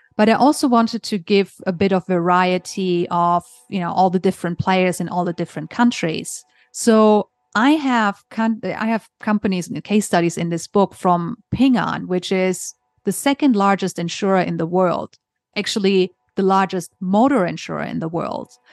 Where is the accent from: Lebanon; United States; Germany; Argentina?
Germany; moved away as an adult; also born or lived in Hong Kong; originally, I'm from Germany. So I grew up in Germany.